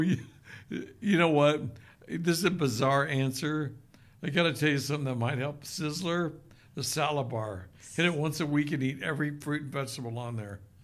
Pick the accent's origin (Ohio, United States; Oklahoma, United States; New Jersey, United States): Oklahoma, United States; now in Utah, United States; I grew up in Oklahoma